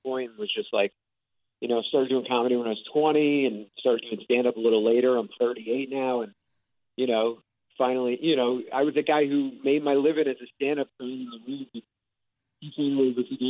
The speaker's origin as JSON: {"language": "English", "region": "New York", "country": "United States", "tie": "born or raised there", "also_born_or_lived": "Los Angeles", "moved": "as an adult", "lives_now": "Fort Myers, United States", "said": "So I'm from New York. I grew up in New York, and my family's still up there."}